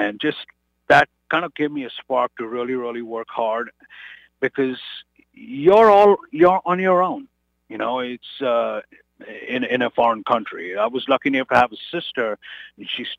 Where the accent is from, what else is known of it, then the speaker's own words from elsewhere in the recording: India; moved away as an adult; now in United States; I said, from India